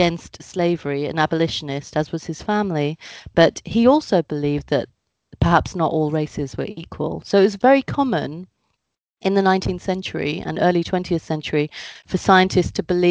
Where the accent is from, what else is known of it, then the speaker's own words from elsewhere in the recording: United Kingdom; I am of Indian heritage. My parents were born in India. I was born in the UK.